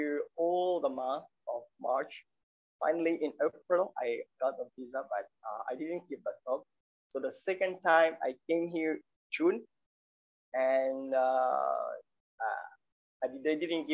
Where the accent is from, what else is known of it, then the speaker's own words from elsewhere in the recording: Brazzaville, Republic of the Congo; now in Vientiane, Laos; I'm from Congo, Brazzaville, and I am a former member of JICF